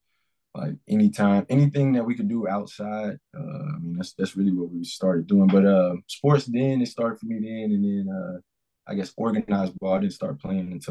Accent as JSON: {"language": "English", "region": "Mississippi", "country": "United States", "tie": "born or raised there", "also_born_or_lived": "Kansas City, Missouri", "said": "So I grew up here in Mississippi, but I was actually born in Kansas City, Missouri."}